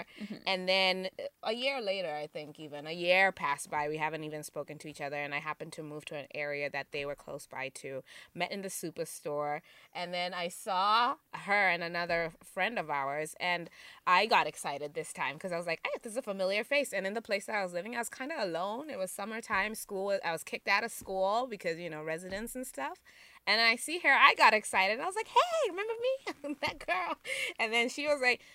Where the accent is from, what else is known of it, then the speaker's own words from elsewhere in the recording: Zimbabwe; moved away as an adult; now in Halifax, Canada; we're both from Zimbabwe originally. And we met here in Halifax, Nova Scotia